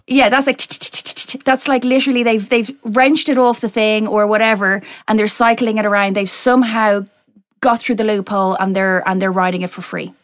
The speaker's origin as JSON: {"language": "English", "country": "Ireland", "tie": "born or raised there", "moved": "as an adult", "lives_now": "United Kingdom", "said": "my accent and the fact that I grew up there, but my parents are Irish"}